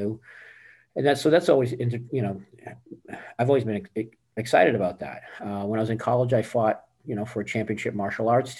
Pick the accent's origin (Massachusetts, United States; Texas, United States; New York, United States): Massachusetts, United States; Boston; also born or lived in California; now in Tampa, United States; Born and raised in Boston and lived in California for about 15 years